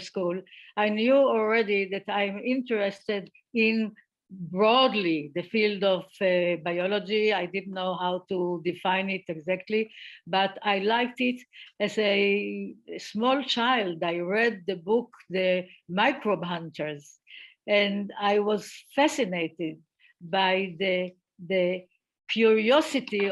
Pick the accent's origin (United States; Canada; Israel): Israel; I grew up in Israel and the atmosphere here was quite good towards women.